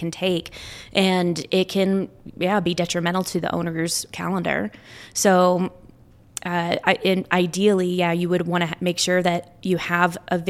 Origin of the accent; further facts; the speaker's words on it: Dallas, Texas, United States; I grew up in Dallas, Texas